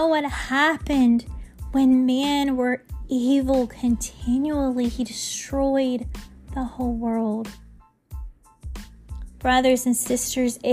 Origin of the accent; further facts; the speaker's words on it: United States; we in our country, we are proud.